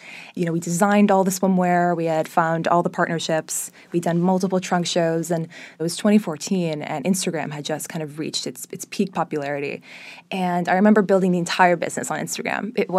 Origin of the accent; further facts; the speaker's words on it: Miami, Florida, United States; So I was actually born and raised in Miami. My mother is Brazilian, my dad's Israeli. They met in Miami almost 30 or so years ago